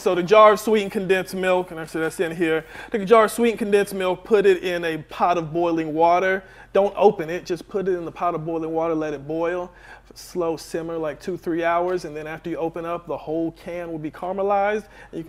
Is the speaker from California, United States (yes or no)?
no; Marietta, Georgia, United States; I'm from Marietta.